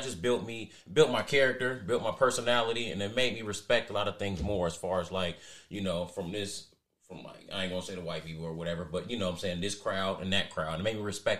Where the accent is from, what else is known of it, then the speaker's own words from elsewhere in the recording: Dayton, Ohio, United States; I am from Dayton, Ohio, born and raised. Graduated from Trotwood in 2010, but I did go to Centerville for a couple years. So, I am born and raised in Dayton, Ohio.